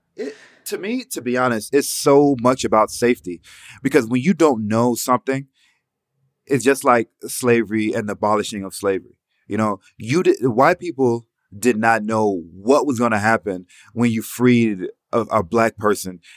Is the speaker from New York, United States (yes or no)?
no; Atlanta, Georgia, United States; while we were growing up in Atlanta